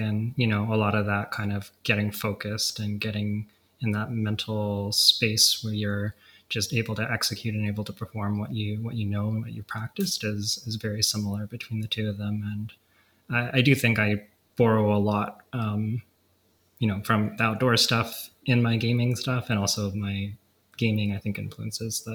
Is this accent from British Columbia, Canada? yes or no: yes; Vancouver, British Columbia, Canada; I live in Vancouver, BC. Born and raised here